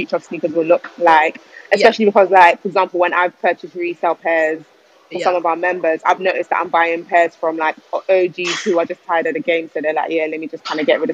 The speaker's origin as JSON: {"language": "English", "region": "London", "country": "United Kingdom", "said": "I'm from South London"}